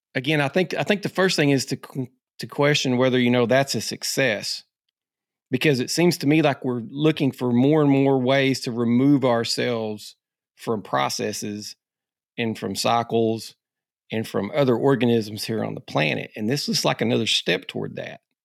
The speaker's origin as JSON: {"language": "English", "region": "Arkansas", "country": "United States", "said": "being an Arkansas guy."}